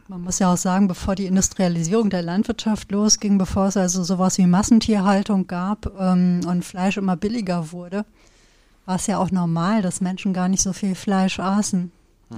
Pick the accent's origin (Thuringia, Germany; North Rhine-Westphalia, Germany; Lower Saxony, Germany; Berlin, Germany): North Rhine-Westphalia, Germany; Sauerland; ich komme ja aus dem Sauerland